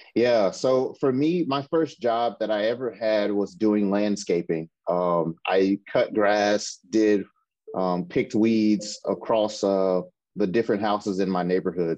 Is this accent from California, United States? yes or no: no; Mississippi, United States; now in Seattle, United States; I'm originally from Mississippi